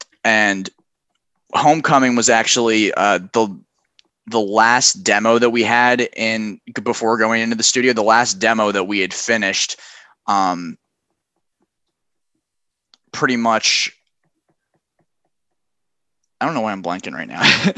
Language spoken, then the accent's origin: English; Delran, New Jersey, United States; So we're originally from Delray, New Jersey, which I know Beyond the Static is based in Philly. We're right across the bridge, like 20 minutes away from Center City.